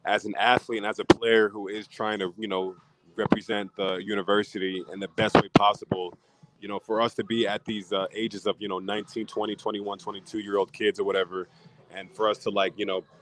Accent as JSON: {"language": "English", "region": "New Jersey", "country": "United States", "tie": "born or raised there", "also_born_or_lived": "Miami, Florida / Los Angeles, California", "moved": "as an adult", "said": "I'm a Jersey native. I was born and raised in Jersey"}